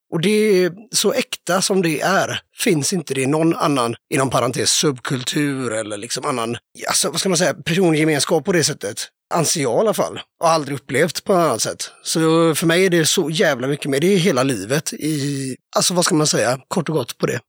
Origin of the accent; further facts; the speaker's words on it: Kungsbacka, Halland County, Sweden; moved away as an adult; also born or lived in Varberg; now in Mölndal, Sweden; Jag är från Kungsbacka, så det är ju kranskommun kan man säga. Men jag bor i Mölndal